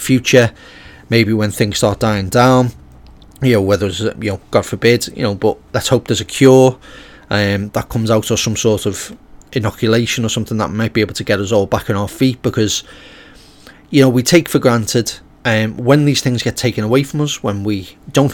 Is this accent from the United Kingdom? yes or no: yes; United Kingdom; being British myself